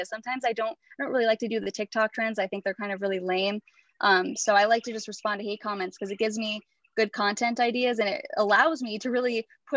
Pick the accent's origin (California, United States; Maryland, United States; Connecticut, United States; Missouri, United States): Connecticut, United States; I'm from Connecticut